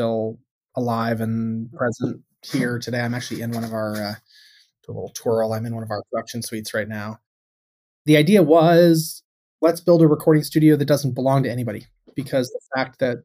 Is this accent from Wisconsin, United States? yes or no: no; Tucson, Arizona, United States; moved away as an adult; now in Boston, United States; I grew up in Tucson, Arizona